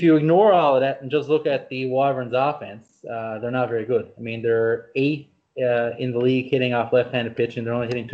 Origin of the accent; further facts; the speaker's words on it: Canada; being a Canadian